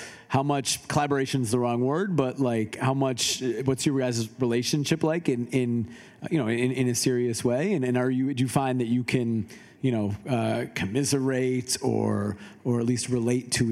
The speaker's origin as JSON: {"language": "English", "town": "Chicago", "region": "Illinois", "country": "United States", "moved": "yes", "lives_now": "Portland, United States", "said": "I'm from Chicago as well"}